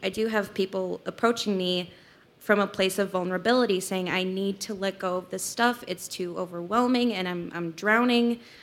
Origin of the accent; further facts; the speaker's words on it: Salt Lake City, Utah, United States; I'm from Salt Lake City